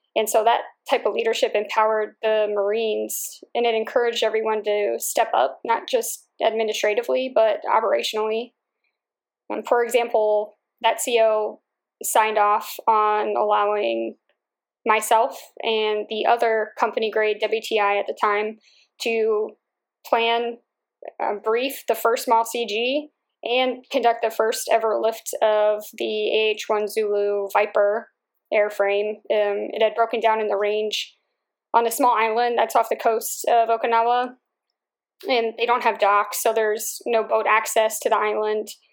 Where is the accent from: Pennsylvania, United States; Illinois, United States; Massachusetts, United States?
Pennsylvania, United States; Holland; I grew up in Bucks County, which is an area in northeast Philadelphia. It's a town called Holland